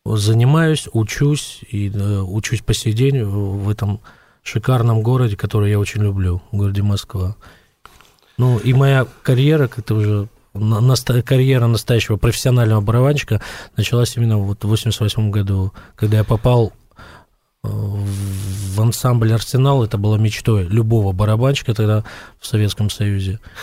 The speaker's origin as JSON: {"language": "Russian", "town": "Dushanbe", "country": "Tajikistan", "said": "я из Душамбе"}